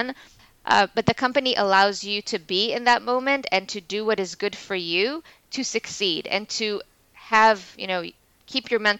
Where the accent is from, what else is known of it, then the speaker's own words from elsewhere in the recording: Israel; moved away as an adult; now in New York, United States; We were both born and raised in Israel